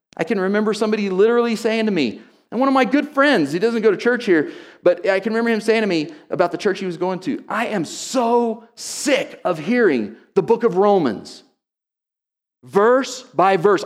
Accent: Oklahoma, United States; moved away; I grew up in Oklahoma

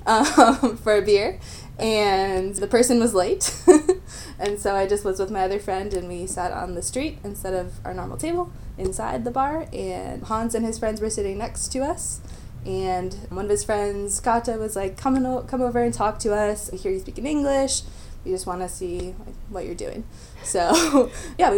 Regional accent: Wisconsin, United States; moved away as an adult; now in Chile; I'm from the United States, Wisconsin, and I am a teacher

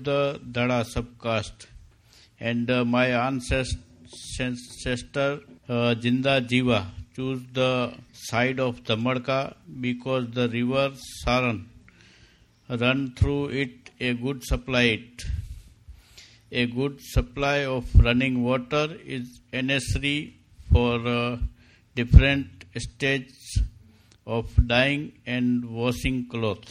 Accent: Kutch, Gujarat, India; We came to Kutch from Sindh about 400 years ago

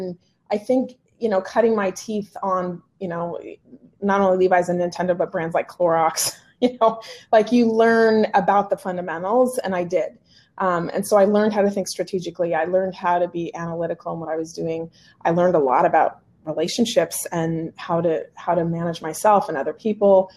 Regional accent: the Northwest, Pacific Northwest, United States; moved away; also born or lived in Central California; I was born and raised in the Northwest

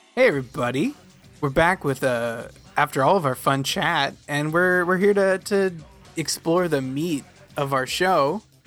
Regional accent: near Redmond, Washington, United States; When I was growing up near Redmond

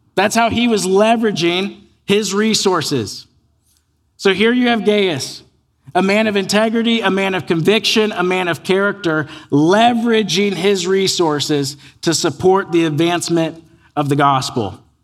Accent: United States; born or raised there

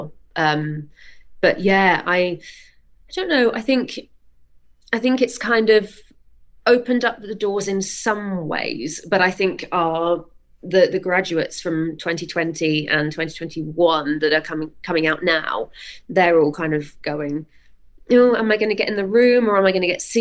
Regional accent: Weymouth, South West England, United Kingdom; I grew up in Weymouth, which is right down on the south coast of England, far away from everything

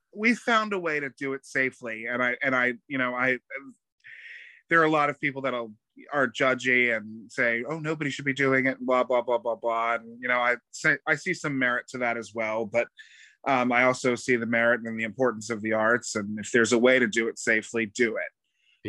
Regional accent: New Smyrna Beach, Florida, United States; also born or lived in Pompton Plains, New Jersey; I was born in New, in New Jersey, but I went to school here. I graduated high school in New Smyrna Beach. So I've been, you know, I'm I'm essentially a Florida boy, recovering New Jerseyite

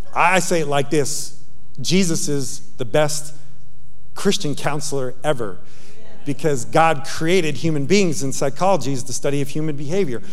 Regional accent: Yonkers, New York, United States; moved away; I'm a kid from Yonkers, New York

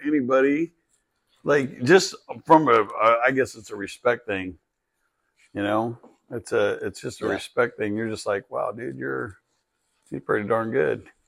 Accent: California, United States; We grew up in California

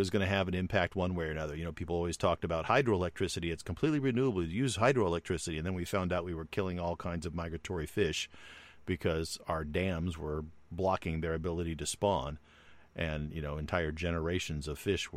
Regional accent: United States; we as American citizens

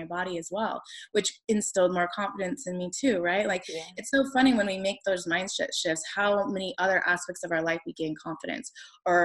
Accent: Las Vegas, Nevada, United States; I grew up in Las Vegas, Nevada, and it's just a totally different beast there

